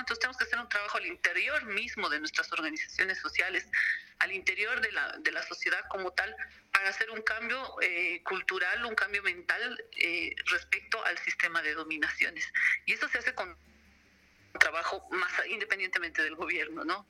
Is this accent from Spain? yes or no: no; Bolivia; como pueblo boliviano y como mujeres también